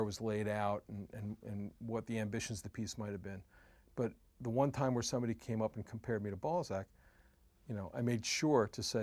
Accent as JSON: {"language": "English", "country": "United States", "said": "as an American"}